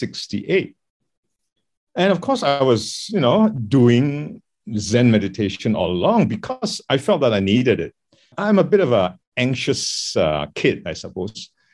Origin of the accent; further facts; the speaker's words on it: Malaysia; moved away as an adult; also born or lived in London; I grew up in Malaysia. I'm Chinese, and I grew up as a Taoist Buddhist. I grew up as a kind of Chinese Buddhist, if you like. But then I picked up Zen, which is a meditative practice